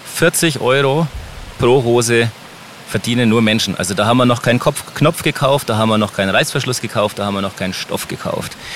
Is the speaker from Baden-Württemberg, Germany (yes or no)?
no; Helmbrechts, Bavaria, Germany; unsere Heimatstadt Helmbrecht